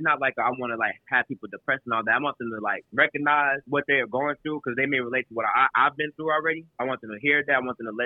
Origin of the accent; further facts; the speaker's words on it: Houston, Texas, United States; also born or lived in New Orleans, Louisiana, United States; Then I moved to Houston. I've been living here ever since